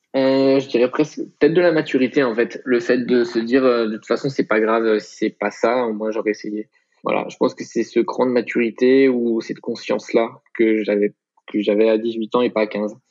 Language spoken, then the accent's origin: French; Troyes, Grand Est, France; now in Aix-en-Provence, France; en Champagne-Ardenne, voilà, tout simplement, dans le département de l'Aube et la ville de Troyes